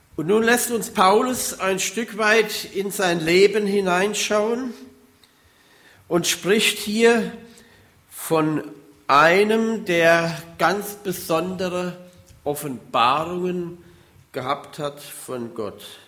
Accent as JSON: {"language": "German", "area": "Hunsrück", "region": "Rhineland-Palatinate", "country": "Germany", "tie": "born or raised there", "moved": "yes", "said": "Ich komme ja aus dem Hunsrück"}